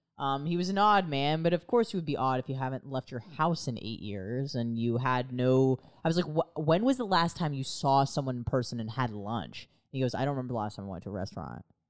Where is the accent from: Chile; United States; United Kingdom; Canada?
United States; as an American